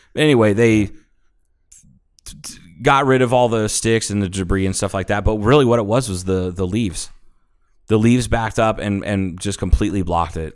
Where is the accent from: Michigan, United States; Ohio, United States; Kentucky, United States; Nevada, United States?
Ohio, United States; suburban; this is suburban Ohio